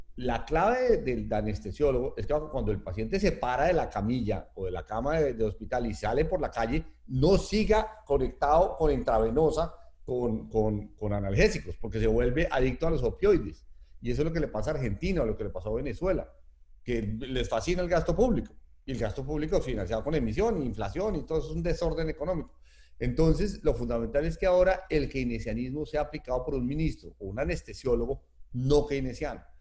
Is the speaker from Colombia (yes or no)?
yes; Colombia